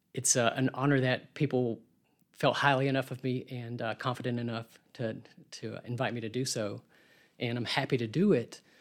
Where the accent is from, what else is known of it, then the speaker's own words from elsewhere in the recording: Birmingham, Alabama, United States; I grew up here in Birmingham